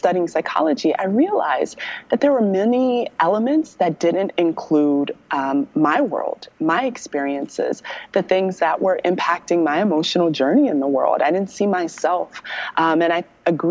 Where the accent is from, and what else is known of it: Maryland, United States